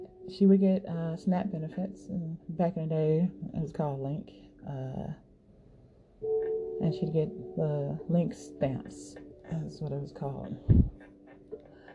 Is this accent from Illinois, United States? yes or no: yes; Chicago, Illinois, United States; I'm from Chicago